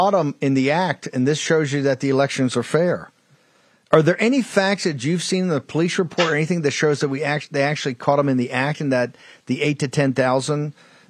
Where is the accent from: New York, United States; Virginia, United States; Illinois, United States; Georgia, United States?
Virginia, United States; Richmond; my hometown